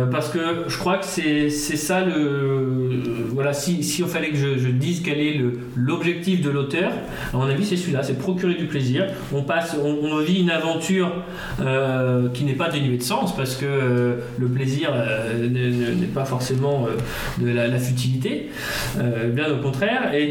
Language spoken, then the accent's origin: French; Nord, Hauts-de-France, France; ça me parle en tant que nordiste.